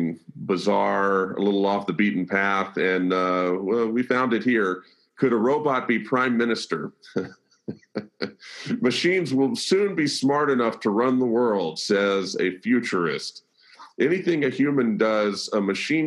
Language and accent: English; Birmingham, Alabama, United States; moved away as an adult; now in Nashville, United States; I'm born and raised in the South, born and raised in Birmingham, Alabama, moved to Nashville in 1999, met my wife here, never left